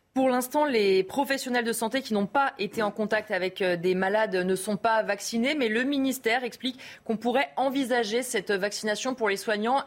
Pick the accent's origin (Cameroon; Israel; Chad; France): France; Chez nous, en France